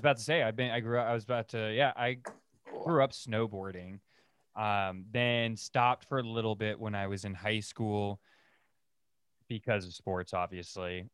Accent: California, United States; growing up in California

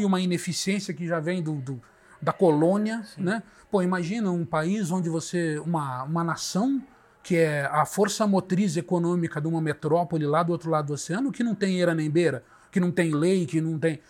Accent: Brazil

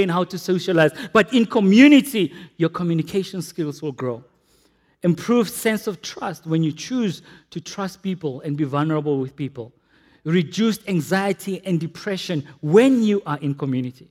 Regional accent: Potchefstroom, North West, South Africa; growing up in Potchefstroom

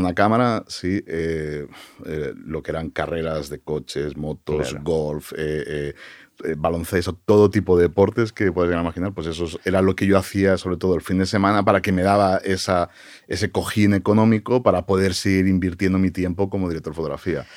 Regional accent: Barcelona, Catalonia, Spain; moved away as an adult; now in United States; Yo, nací en Barcelona y, prácticamente toda mi vida hasta que tomé la decisión de, ir a Estados Unidos, la pasé y la viví en, Barcelona.

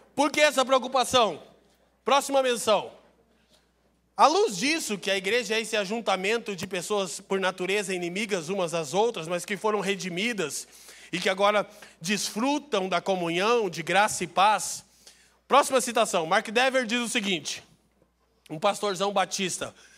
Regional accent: Curitiba, Paraná, Brazil; eu sou de Curitiba

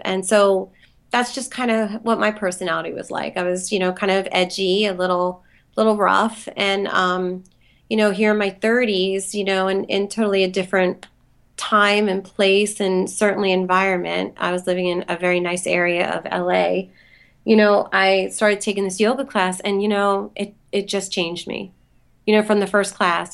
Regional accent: Philadelphia, Pennsylvania, United States; moved away as an adult; also born or lived in Los Angeles; I grew up in Philly

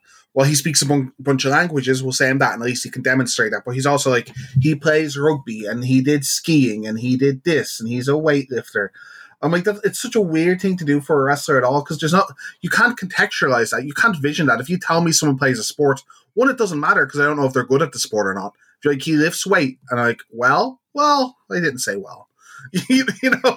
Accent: Ireland; as an Irishman

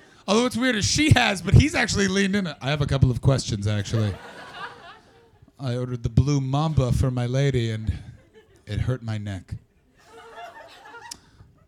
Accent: Canada; I'm from Canada

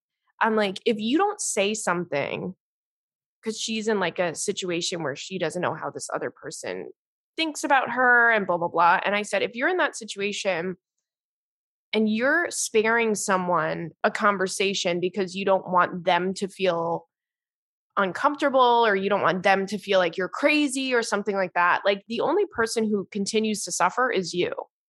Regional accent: Brooklyn, New York, United States; I'm from Brooklyn and my family is loud and makes fun of each other from a place of love, of course.

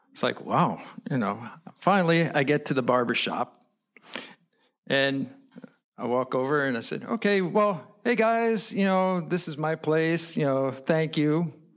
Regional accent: New York, United States; I'm an American. So I say, New York

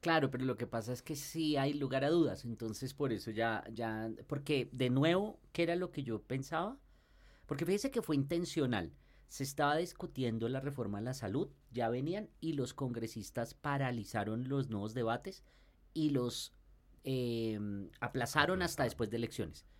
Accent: Colombia; como los colombianos

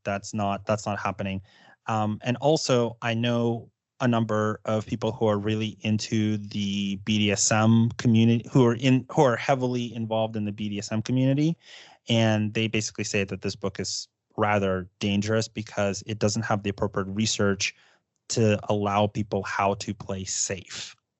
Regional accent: United States; I say that as an American

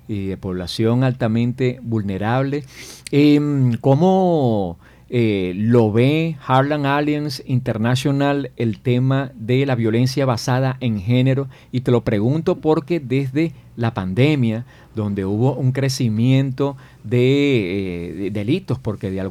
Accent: Venezuela; moved away; siendo yo migrante venezolano

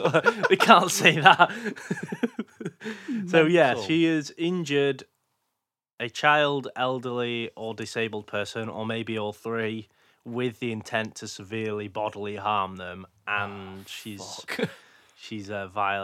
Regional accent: Odessa, Texas, United States; also born or lived in Houston; I was born in Houston, Texas, but grew up in Odessa, Texas.

